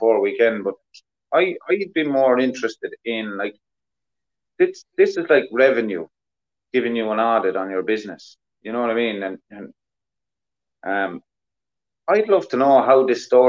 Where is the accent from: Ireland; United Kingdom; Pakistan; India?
Ireland; us Irish